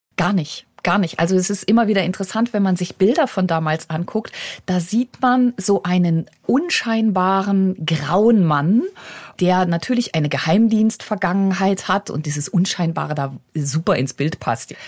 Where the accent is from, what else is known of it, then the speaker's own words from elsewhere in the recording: Germany; now in Moscow, Russia; bei uns in Deutschland